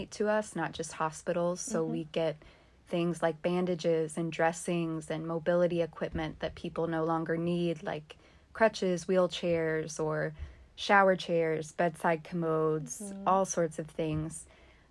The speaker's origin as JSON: {"language": "English", "town": "Louisville", "region": "Kentucky", "country": "United States", "tie": "born or raised there", "also_born_or_lived": "Thailand", "moved": "as an adult", "said": "I am from Louisville. I grew up in Louisville. I was born here, but I've been living in Thailand"}